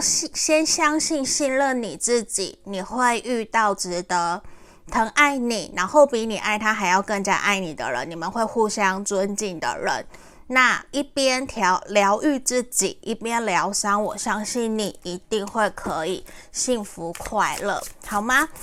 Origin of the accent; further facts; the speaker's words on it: Taiwan; 我是台湾人，可是我的国语不好